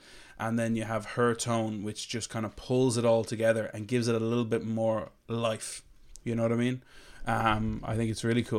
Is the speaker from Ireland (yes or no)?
yes; Leinster, Ireland; I'm from Laois. Am I not in the heartlands? What am I from? I'm hardly part of the ancient East.